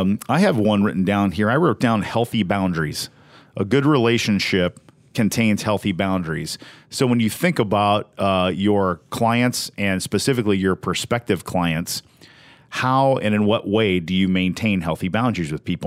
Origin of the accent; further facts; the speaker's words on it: Southern Indiana, United States; we're from Southern Indiana.